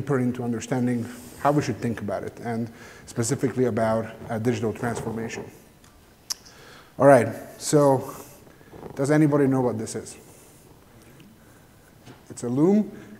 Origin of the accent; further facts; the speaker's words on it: Hungary; I'm from Hungary